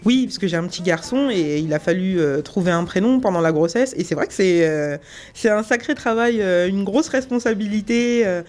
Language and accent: French; Seine-et-Marne, Île-de-France, France; also born or lived in Guadeloupe; J'ai euh, grandi dans le 77 euh, en France, mais je suis née en Guadeloupe